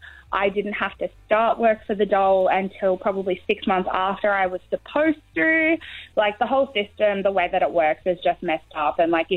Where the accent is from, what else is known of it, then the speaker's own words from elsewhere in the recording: Victoria, Australia; now in Caboolture, Australia; I'm from Victoria. I moved interstate to find a job